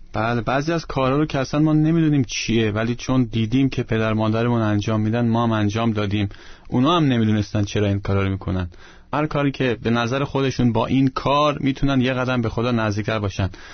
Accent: Iran; moved away; من ایرانی هستم

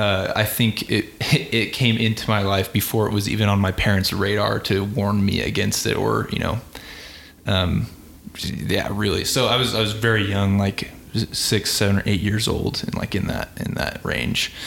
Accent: Albuquerque, New Mexico, United States; moved away as an adult; now in Dallas, United States; I'm from New Mexico originally, from Albuquerque. So I grew up in Albuquerque

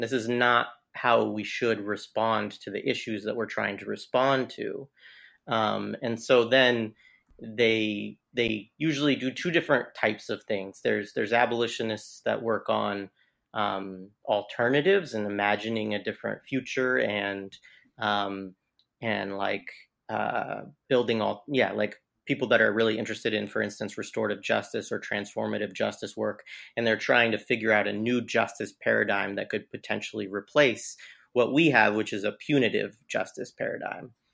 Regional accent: Southern Oregon, United States; moved away; I grew up in Southern Oregon

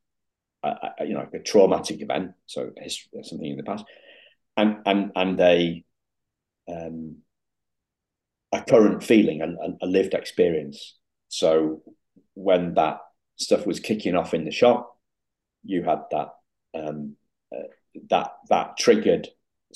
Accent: Yorkshire and the Humber, United Kingdom; also born or lived in Liverpool; I'm from Yorkshire. I've lived in Yorkshire since I was 5 weeks old, when my mum and dad collected me from Liverpool

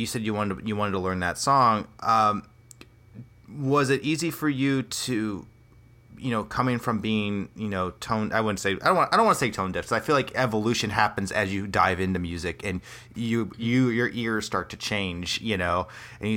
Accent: Cedar Rapids, Iowa, United States; I grew up in Cedar Rapids, very close there

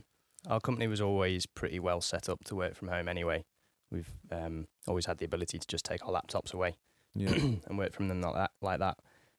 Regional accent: Nottingham, East Midlands, United Kingdom; So I'm originally from Nottingham in the Midlands, from a little, I don't know what you call it, suburb, village of Nottingham called Towton. And I grew up there with me mum and me dad.

